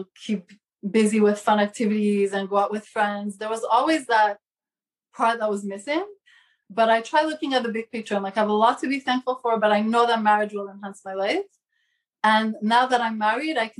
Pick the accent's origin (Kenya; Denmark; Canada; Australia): Canada; Montreal, Quebec; moved away as an adult; now in Brooklyn, United States; I'm from Montreal originally. Now I live in New York